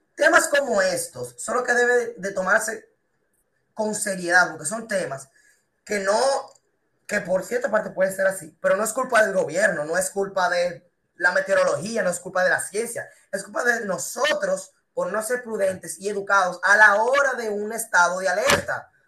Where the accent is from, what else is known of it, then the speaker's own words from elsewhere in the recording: Dominican Republic; la educación que uno tiene como persona, que tiene como dominicano